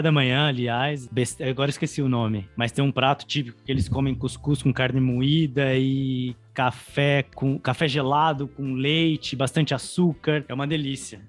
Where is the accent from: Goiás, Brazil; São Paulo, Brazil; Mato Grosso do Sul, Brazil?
São Paulo, Brazil; Eu sou de Ribeirão